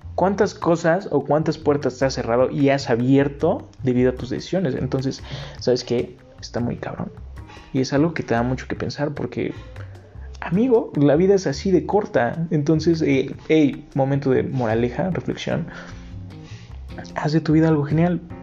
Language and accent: Spanish; Mexico